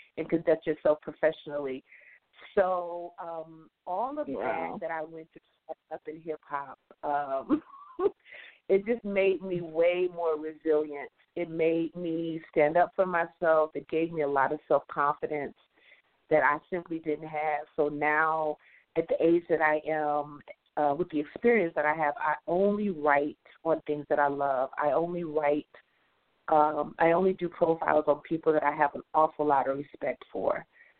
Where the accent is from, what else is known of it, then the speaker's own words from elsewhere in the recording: Detroit, Michigan, United States; A little girl growing up in the 70s in Detroit, Michigan